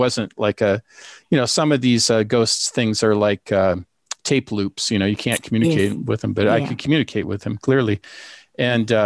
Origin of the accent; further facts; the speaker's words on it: Seattle, Washington, United States; we grew up together in Seattle with immigrant parents.